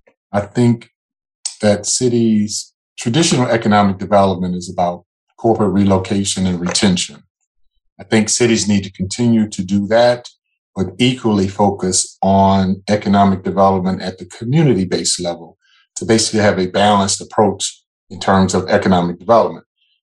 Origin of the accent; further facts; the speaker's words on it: New Orleans, Louisiana, United States; So my background is I'm originally from New Orleans, Louisiana. That's my hometown.